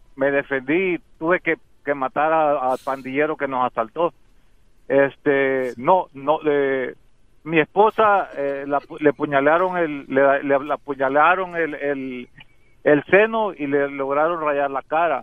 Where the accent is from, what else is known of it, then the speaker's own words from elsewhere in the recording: El Salvador; now in United States; yo soy salvadoreño, lo, yo siempre eh, me, me creé con una prima, pero cuando vine aquí a los Estados Unidos